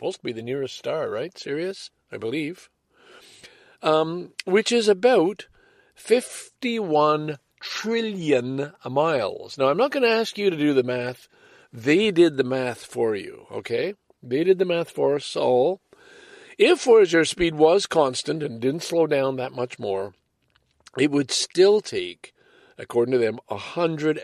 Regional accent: Canada; the pride as a Canadian

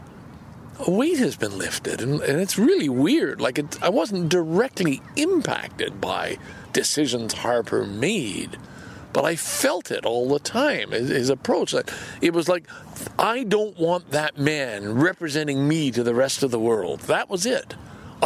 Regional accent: Canada; as a Canadian

